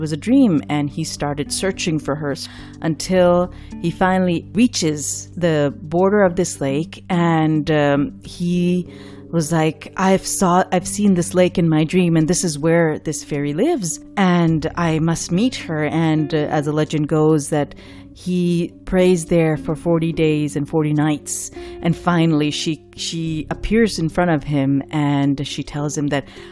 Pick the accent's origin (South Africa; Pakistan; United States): Pakistan; Karachi, Sindh; moved away; the city of Karachi, the city I grew up in Pakistan